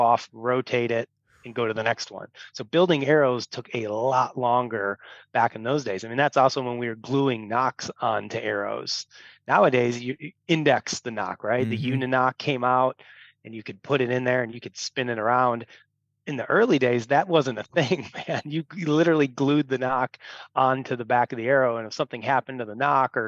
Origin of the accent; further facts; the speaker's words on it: Illinois, United States; I grew up here in Illinois, grew up in a bow hunting family.